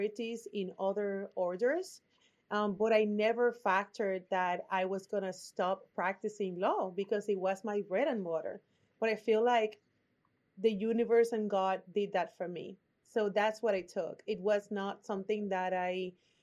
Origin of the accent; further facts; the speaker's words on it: Puerto Rico; accent: Puerto Rican; English is a second language; now in Austin, United States; My accent is from Puerto Rico